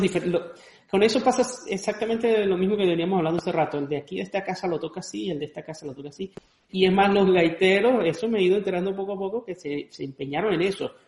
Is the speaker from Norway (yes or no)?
no; Andes, Venezuela; moved away; also born or lived in Caracas; yo que soy de los Andes